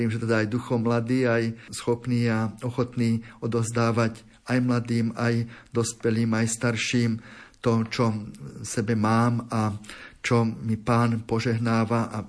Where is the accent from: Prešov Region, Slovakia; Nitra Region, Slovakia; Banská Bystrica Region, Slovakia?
Nitra Region, Slovakia; Čajkov; moved away; Tak ja pochádzam z Čajkova, to je v okrese Levice pod Šťavnickými vrchmi